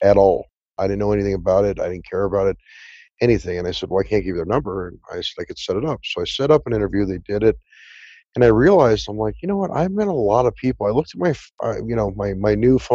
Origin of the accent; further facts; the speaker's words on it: Southern California, United States; I grew up in Southern California, and I did acting as a child